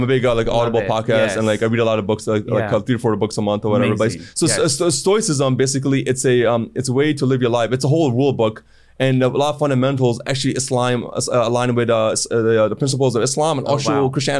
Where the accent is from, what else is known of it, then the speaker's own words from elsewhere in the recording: Cleveland, Ohio, United States; also born or lived in Toronto, Canada / Chicago, United States; So I grew up in Cleveland, Ohio when I first moved there, 10, 15 years. I hated it.